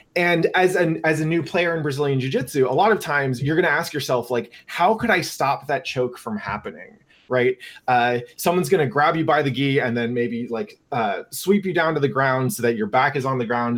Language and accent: English; Northern California, United States; I grew up in NorCal